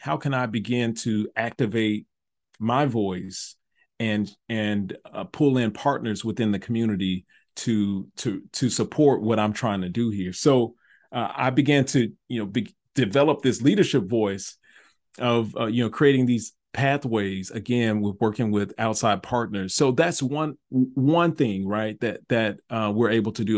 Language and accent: English; Memphis, Tennessee, United States; moved away as an adult; also born or lived in North Carolina / Nashville, Tennessee; moved back home to Memphis from Nashville to become the, the fine arts advisor for, uh, my home district, uh, was Memphis City Schools